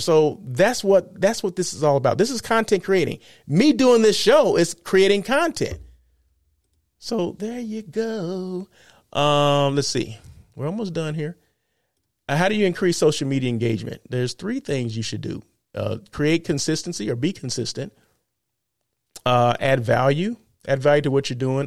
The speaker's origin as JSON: {"language": "English", "region": "California", "country": "United States", "said": "I'm from California"}